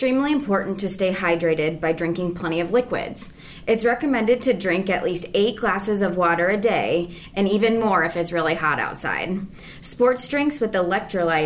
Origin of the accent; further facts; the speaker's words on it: United States; also born or lived in North Liberty, Iowa; I was born and raised in the Quad Cities.